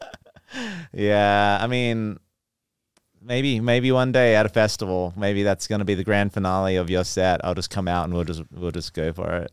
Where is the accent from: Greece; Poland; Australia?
Australia; Geraldton, Western Australia; accent: Aussie; moved away; also born or lived in Perth; I'm from Western Australia, Perth. Um, well, from a smaller town called Geraldton, but Perth is the major city.